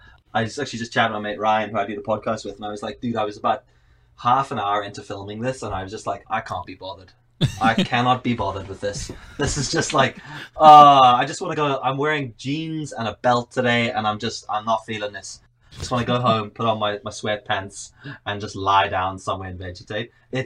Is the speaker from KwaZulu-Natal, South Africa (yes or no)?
no; Johannesburg, Gauteng, South Africa; moved away as an adult; now in Northern Ireland, United Kingdom; I'm from Cape Town. I say Cape Town because I'm actually from Johannesburg, but Cape Town sounds cooler.